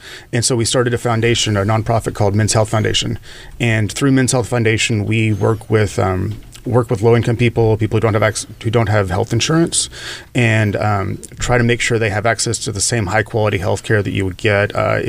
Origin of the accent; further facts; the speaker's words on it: Arkansas, United States; accent: Southern drawl, Texas twang; moved away as an adult; also born or lived in Dallas, Texas; now in Los Angeles, United States; I was born in Arkansas. I lived there for about the first 20 years. And then I escaped to Dallas.